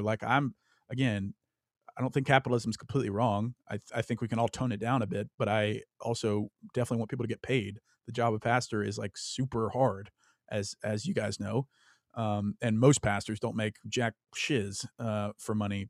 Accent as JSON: {"language": "English", "region": "Louisiana", "country": "United States", "tie": "born or raised there", "said": "I grew up in Louisiana, the South"}